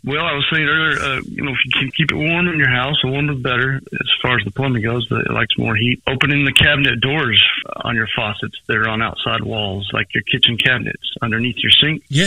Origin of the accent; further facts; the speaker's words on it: Princeton, Texas, United States; I grew up around Princeton